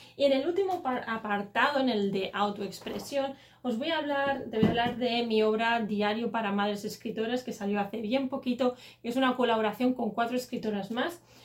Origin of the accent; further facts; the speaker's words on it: Catalonia, Spain; como soy catalana